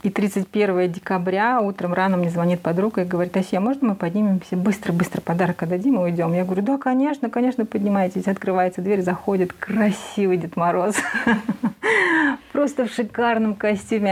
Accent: Saratov, Saratov Oblast, Russia; moved away as an adult; also born or lived in Uralsk, Kazakhstan; now in Astana, Kazakhstan; Я сама родом из России, из Саратовской области

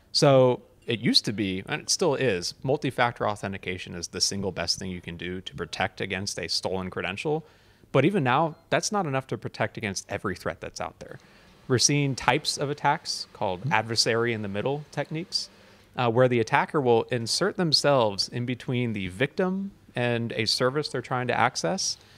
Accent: United States; So I'm obviously American

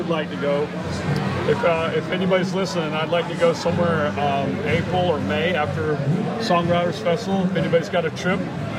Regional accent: the South, United States; now in Key West, United States; I grew up in the South

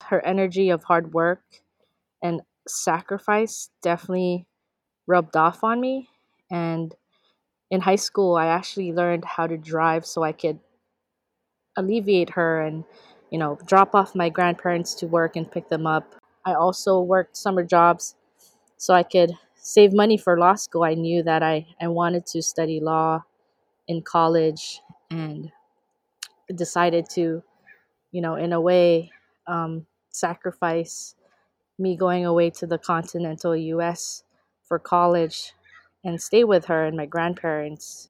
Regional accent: Honolulu, Hawaii, United States; also born or lived in Ilocos Region, Philippines; grew up primarily in Honolulu, Hawaii, in Kalihi Palama

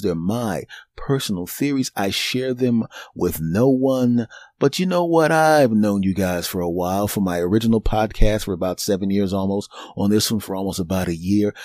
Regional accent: Philadelphia, Pennsylvania, United States; moved away; my hometown team, the Philadelphia Eagles

